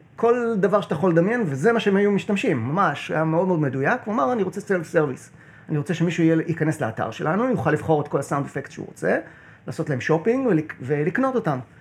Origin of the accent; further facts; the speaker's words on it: Kiryat Bialik, Haifa District, Israel; also born or lived in New Jersey, United States / Connecticut, United States; אני קריית, אה, קריית ביאליק